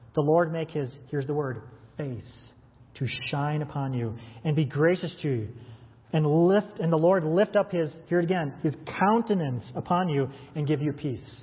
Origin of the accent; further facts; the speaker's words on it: United States; we as American Western Christians